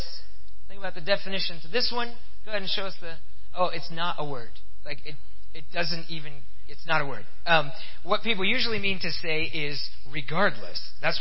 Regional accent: Pennsylvania, United States; now in Fort Wayne, United States; I grew up in Pennsylvania

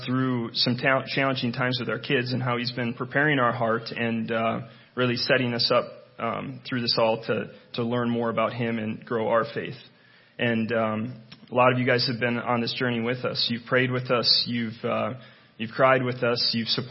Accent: Willmar, Minnesota, United States; I grew up in Wilmer, born and raised

